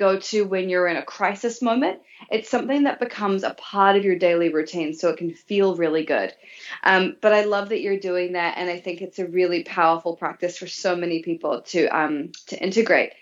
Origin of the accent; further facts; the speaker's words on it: New Zealand; moved away as an adult; So I was growing up in New Zealand as a teenager and into my early 20s, actually.